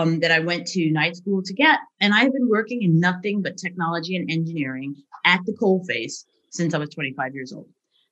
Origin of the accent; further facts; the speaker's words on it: United States; moved away as an adult; now in Leeds, United Kingdom; I'm American by birth